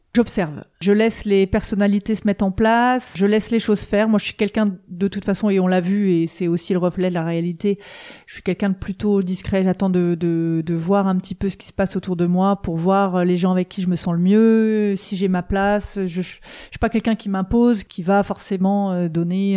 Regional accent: eastern France, France; now in Vannes, France; j'habite à Vannes depuis 20 euh, ans, mais je suis originaire de l'Est de la France

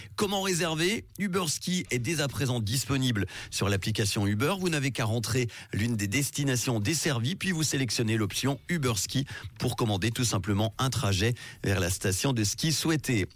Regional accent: Switzerland; chez nous en Suisse

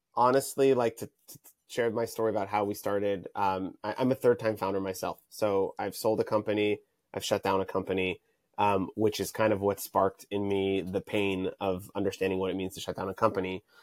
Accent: Tel Aviv, Tel Aviv District, Israel; now in Santa Monica, United States; I'm currently based in Santa Monica, California, but I'm originally from, uh, Tel Aviv, Israel.

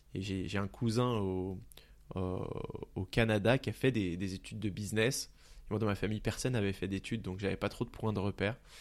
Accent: Pontault-Combault, Île-de-France, France; j'ai grandi dans le 77, dans la ville de Ponto-Combo

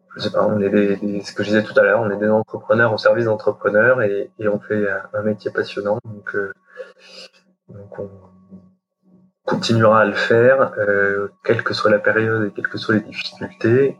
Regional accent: Champagne, Grand Est, France; now in Paris, France; je suis de Champagne

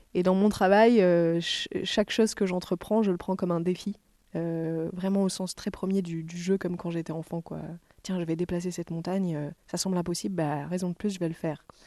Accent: Toulon, Provence-Alpes-Côte d'Azur, France; moved away as an adult; now in Marseille, France; J'y ai pas grandi, j'ai grandi à côté, à Toulon

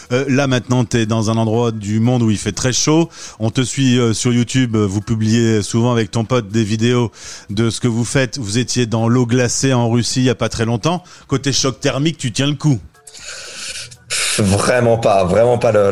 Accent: France; quand, on est un Français qui parcourt le monde, on, suit un peu ce qui se passe en France.

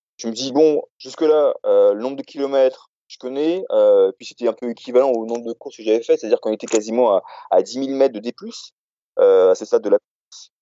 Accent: Réunion; moved away; j'ai grandi, donc, à La Réunion.

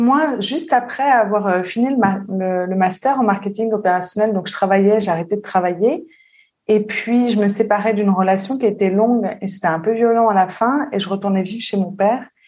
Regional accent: southern suburbs of Paris, Île-de-France, France; moved away as an adult; also born or lived in Réunion / Lyon; now in Switzerland; J'ai grandi en banlieue sud parisienne et après j'ai vécu à Paris longtemps

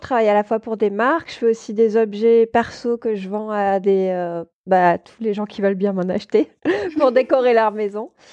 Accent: Toulouse, Occitania, France; moved away as an adult; also born or lived in Paris; je suis montée euh, à Paris spécialement pour ça parce qu'à la base je viens de Toulouse.

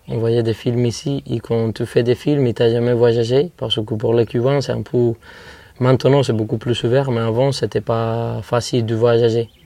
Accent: Viñales, Pinar del Río, Cuba; French is a second language; De Vignales, de cette ferme, de cette vallée.

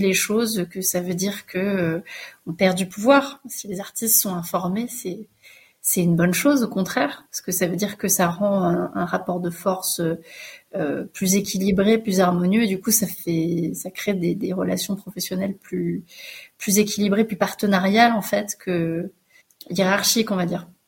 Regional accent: France; accent: French; mon accent français

